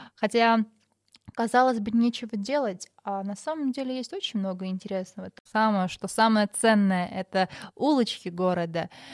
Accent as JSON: {"language": "Russian", "town": "Maralik", "region": "Shirak", "country": "Armenia", "said": "я сама из Моралика"}